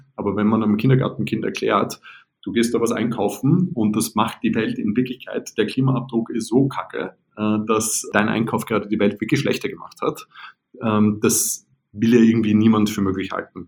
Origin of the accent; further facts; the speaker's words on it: Vienna, Austria; now in Berlin, Germany; ich bin ja Wiener